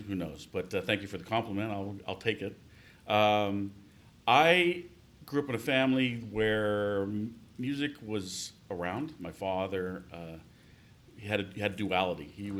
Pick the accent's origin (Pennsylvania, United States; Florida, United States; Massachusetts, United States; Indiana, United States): Pennsylvania, United States; Bethel Park; moved away as an adult; also born or lived in Cleveland, Ohio; I grew up outside of Pittsburgh in a small town, Bethel Park.